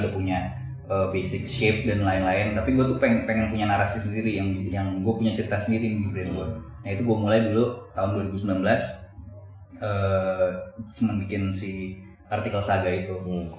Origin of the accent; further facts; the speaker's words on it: Depok, West Java, Indonesia; gue dulu besar di Cinere